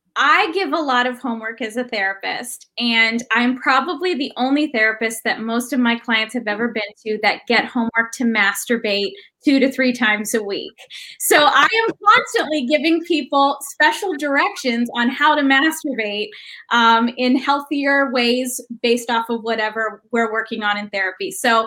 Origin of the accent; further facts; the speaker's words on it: Papua New Guinea; moved away as an adult; So I grew up in a really conservative evangelical Christian community. I grew up in Papua New Guinea. So I was there for the first 18 years of my life.